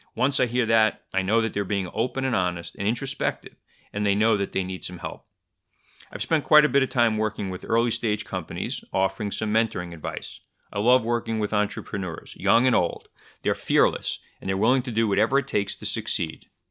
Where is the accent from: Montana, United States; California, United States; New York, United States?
New York, United States; New York City; also born or lived in Easton, Pennsylvania; I grew up in Brooklyn, New York